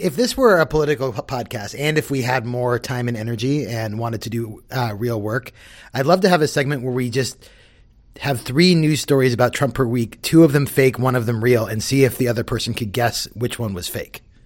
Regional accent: Southern California, United States; I grew up in Southern California.

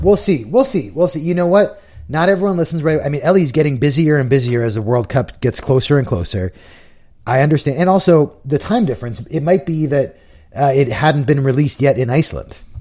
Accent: United States; as an American fan

